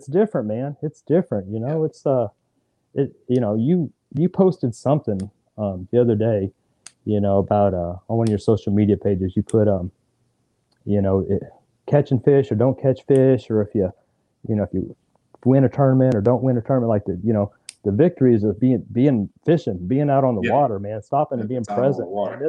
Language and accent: English; Fort Polk, Louisiana, United States; born there; also born or lived in Texas; I grew up an Army brat. You know, so we traveled a lot. So from the time I was born in Fort Polk, Louisiana, man, we were on the road, living overseas, living pretty much in every city in Texas you can think of, man.